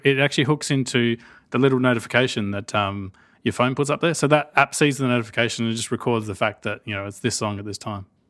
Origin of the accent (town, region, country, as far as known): Australia